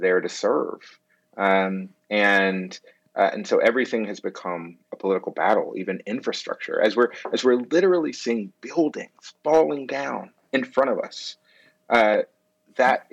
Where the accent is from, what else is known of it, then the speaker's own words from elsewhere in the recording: Georgia, United States; I grew up in Georgia